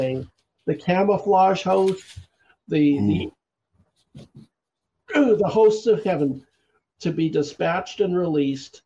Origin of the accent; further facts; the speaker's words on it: Canada; we're Canadian.